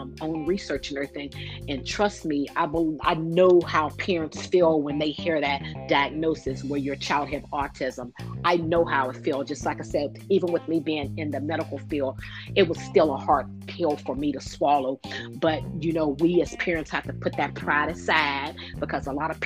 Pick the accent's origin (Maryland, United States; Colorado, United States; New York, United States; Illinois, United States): Illinois, United States; Chicago; also born or lived in Pittsburgh, Pennsylvania; now in North Carolina, United States; I had just moved to North Carolina from Pittsburgh, Pennsylvania, but I was raised in Chicago